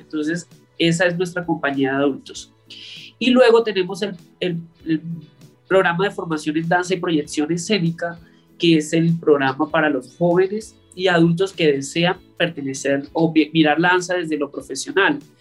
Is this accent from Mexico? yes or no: no; northern La Guajira, Colombia; also born or lived in Riohacha, Colombia; now in Bogotá, Colombia; yo soy del norte de La Guajira, eh, colombiana, y cuando me mudé a Riohacha